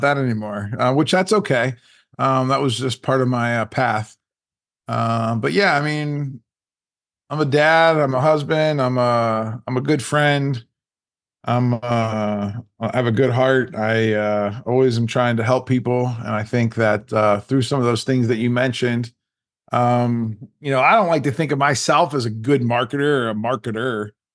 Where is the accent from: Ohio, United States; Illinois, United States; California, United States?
Ohio, United States; Canton; I grew up in, uh, Canton, Ohio